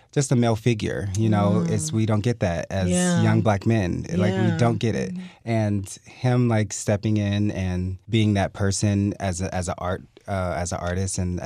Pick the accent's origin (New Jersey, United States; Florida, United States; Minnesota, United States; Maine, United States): Florida, United States; Fort Lauderdale; I was born and raised here in Fort Lauderdale, Florida